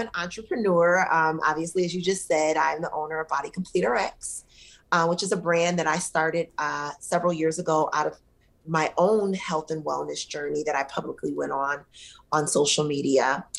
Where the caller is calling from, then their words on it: McLean, Virginia, United States; I'm actually based out of the DC area, the DMV. Okay. So right here in McLean, Virginia, which is about 10 minutes outside of Washington, DC.